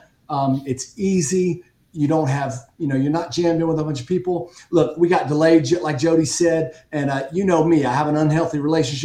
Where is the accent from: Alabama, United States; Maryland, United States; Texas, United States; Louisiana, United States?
Louisiana, United States; Southwest; I grew up in Southwest Louisiana, about 2 hours from Houston.